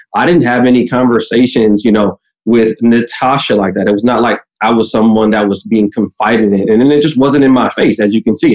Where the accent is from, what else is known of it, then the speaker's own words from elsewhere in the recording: Midwest, United States; I'm from the Midwest too